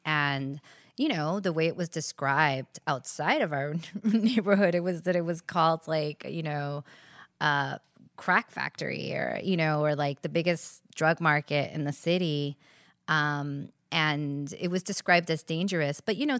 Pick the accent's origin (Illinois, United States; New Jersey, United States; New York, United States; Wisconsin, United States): New York, United States; New York City; I was born and raised on 165th Street in Washington Heights